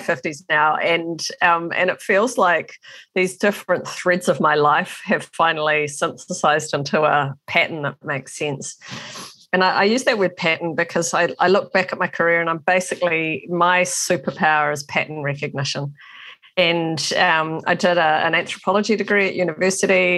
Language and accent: English; New Zealand; being a Kiwi